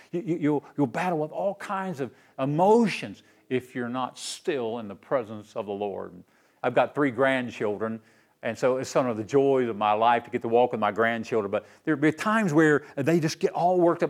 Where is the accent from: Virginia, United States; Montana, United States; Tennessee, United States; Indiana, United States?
Tennessee, United States; Knoxville; I grew up right here in Knoxville, my hometown